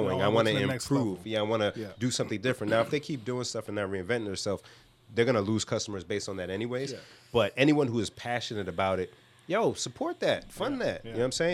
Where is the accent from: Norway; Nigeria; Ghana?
Nigeria; as a Nigerian